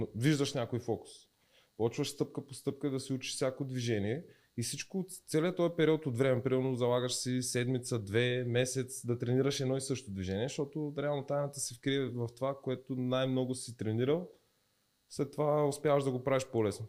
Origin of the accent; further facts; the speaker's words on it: Dobrich, Dobrich Province, Bulgaria; moved away as an adult; also born or lived in Varna; now in Sofia, Bulgaria; аз съм от Добрич